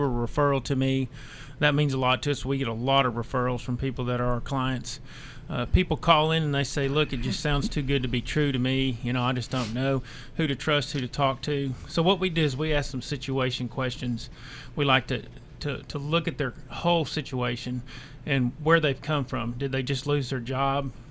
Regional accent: Arkansas, United States; moved away as an adult; now in Spring Hill, United States; I'm originally from Arkansas, moved over here in 05

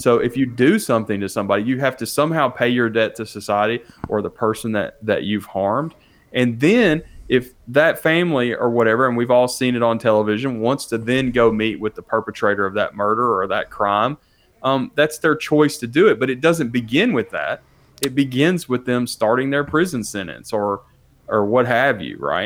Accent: Nashville, Tennessee, United States; I'm a city kid. I grew up in Nashville

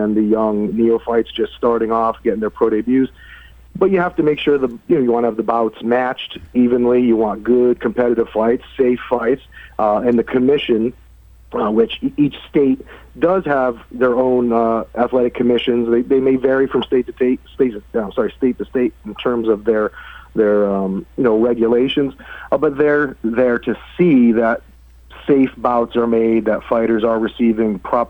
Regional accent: Connecticut, United States; moved away; I'm from Connecticut.

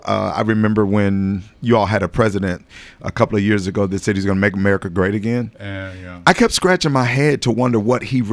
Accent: Nashville, Tennessee, United States; also born or lived in Jackson, Mississippi; now in Murfreesboro, United States; My home is Nashville. I was born and raised in Nashville, East right. Nashville

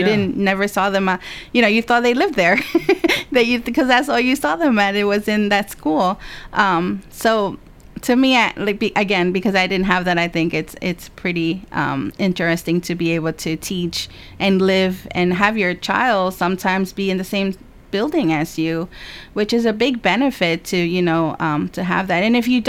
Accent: New Jersey, United States; moved away; I grew up in New Jersey

